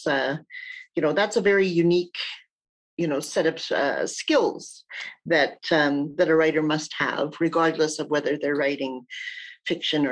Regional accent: Red Pheasant Cree Nation, Saskatchewan, Canada; I'm from the Red Pheasant Cree Nation. I'm a member there.

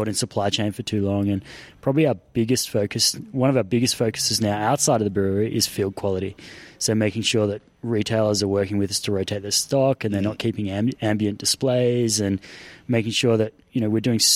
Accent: Canberra, Australian Capital Territory, Australia; for us that have grown up here our entire lives

